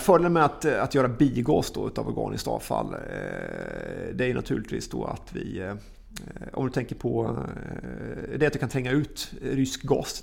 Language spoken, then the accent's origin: Swedish; Östergötland, Sweden; som östgöte